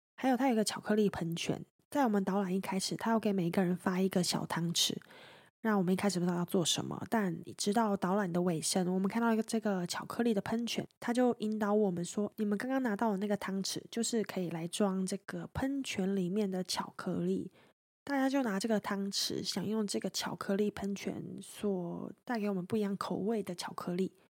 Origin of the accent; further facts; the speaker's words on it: Taiwan; 我来自台湾